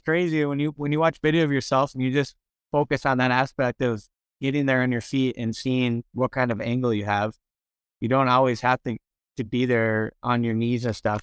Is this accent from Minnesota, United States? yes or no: yes; Minnesota, United States; Minnesota, my hometown